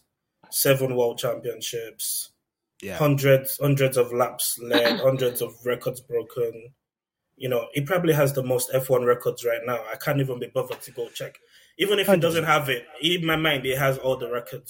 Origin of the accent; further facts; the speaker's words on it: London, United Kingdom; now in Toronto, Canada; I'm from East London. I'm from Newham, East London.